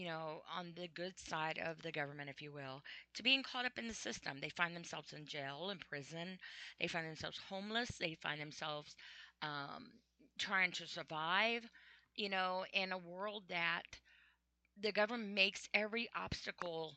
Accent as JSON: {"language": "English", "country": "United States", "said": "I'm an American"}